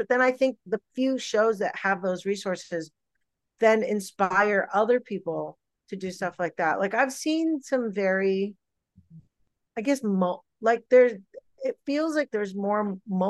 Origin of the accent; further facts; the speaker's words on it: India; blame it on being Indian, blame it on my Bollywood influences.